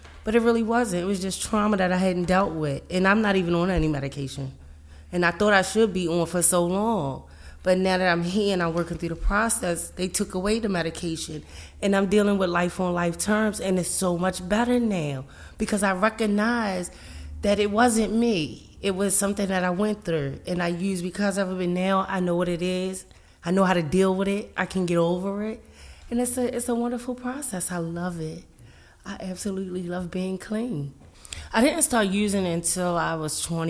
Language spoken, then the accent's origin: English; Baltimore, Maryland, United States; I grew up in Baltimore City